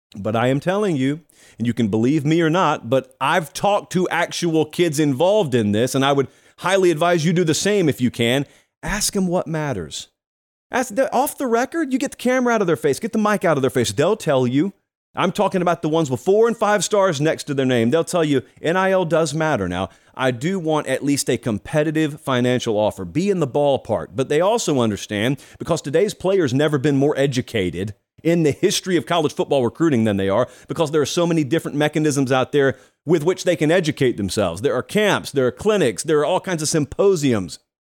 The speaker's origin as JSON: {"language": "English", "area": "Harris County", "region": "Georgia", "country": "United States", "said": "I'm from Harris County, Georgia."}